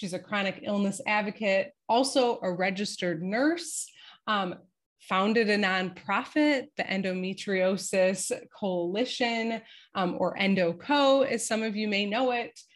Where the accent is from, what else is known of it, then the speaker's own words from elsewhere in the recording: East Coast, United States; disclaimer that I'm from the East Coast because like that's just it's still in me, you know.